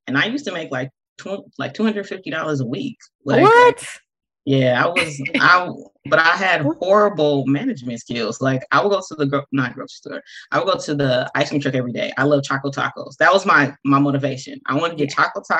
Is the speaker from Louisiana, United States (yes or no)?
no; Compton, California, United States; I am born and raised in Compton, still live in Compton